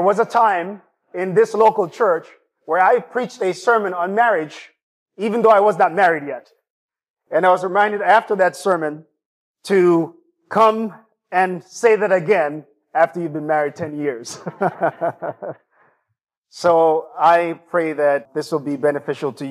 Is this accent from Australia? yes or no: no; Jamaica; also born or lived in East Lansing, Michigan; now in Lansing, United States; my hometown and my homeland, Jamaica.